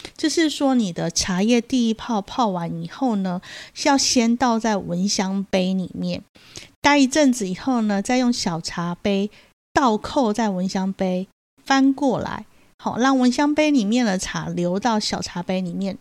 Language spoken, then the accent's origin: Chinese; Taiwan; 我们台湾人